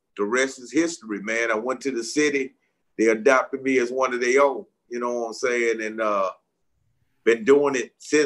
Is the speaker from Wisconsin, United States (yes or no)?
no; Utica, Mississippi, United States; also born or lived in Chicago; I grew up here in Mississippi, small little country town called Utica